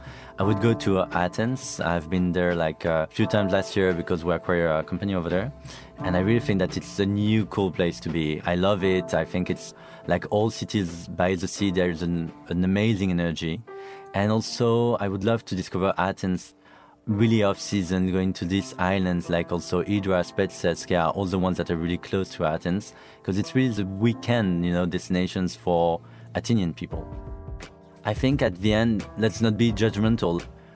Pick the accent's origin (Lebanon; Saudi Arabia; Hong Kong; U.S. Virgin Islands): Saudi Arabia; also born or lived in Brest, France; I grew up in Saudi Arabia. My parents used to live there. I'm from Brittany, from Brest, so really like far, far west.